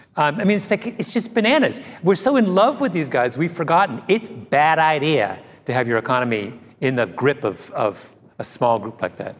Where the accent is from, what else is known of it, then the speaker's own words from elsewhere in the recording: Canada; as a Canadian